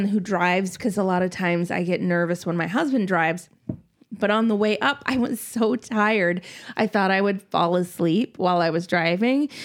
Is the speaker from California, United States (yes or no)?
no; Minnesota, United States; moved away; I grew up in Minnesota